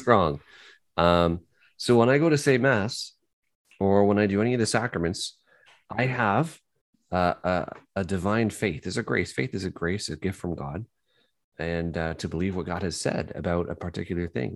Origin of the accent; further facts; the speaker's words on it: Kitchener, Ontario, Canada; I'm from Kitchener